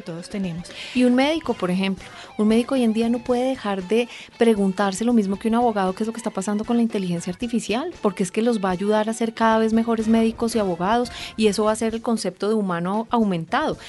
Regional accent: Colombia; como colombianos

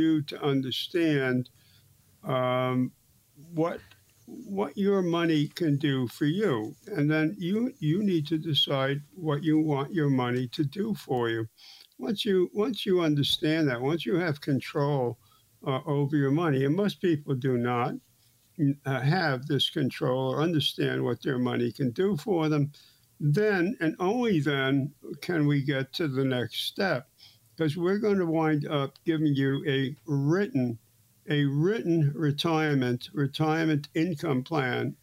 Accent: New York City, New York, United States; I grew up in Brooklyn and we had six channels

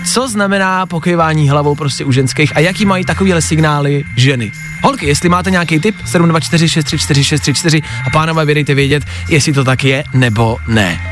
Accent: Pilsen, Plzeň Region, Czechia; jsem z Plzně

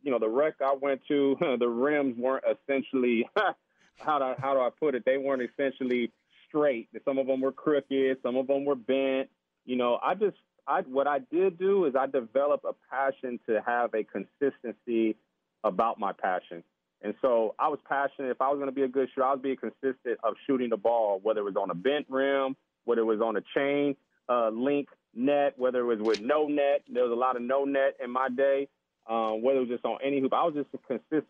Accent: San Diego, California, United States; also born or lived in Washington; I grew up here in San Diego, California, Southern Cal

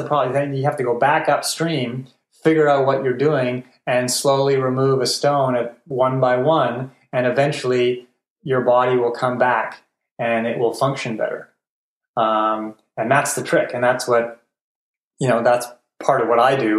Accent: Montreal, Quebec, Canada; I grew up in Montreal, which means you live on donuts and poutine.

